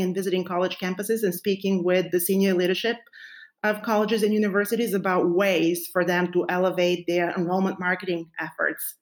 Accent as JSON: {"language": "English", "country": "Bulgaria", "tie": "born or raised there", "moved": "as an adult", "lives_now": "United States", "said": "I was born and raised in Bulgaria, and I moved to the United States 20 years"}